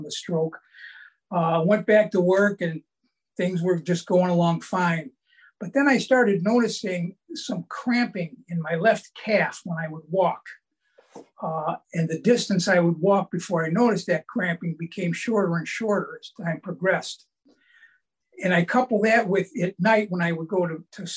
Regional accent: Cleveland, Ohio, United States; I grew up in Cleveland

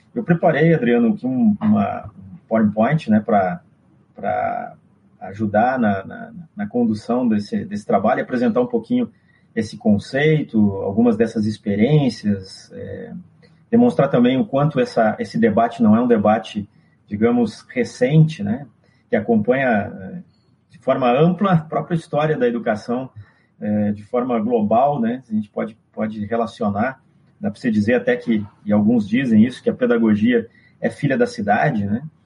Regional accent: Brazil; Nós nos apresentamos como brasileiros no exterior

